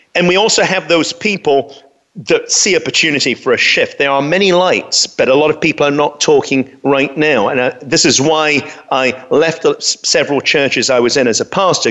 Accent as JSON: {"language": "English", "region": "London", "country": "United Kingdom", "tie": "born or raised there", "said": "I grew up in London"}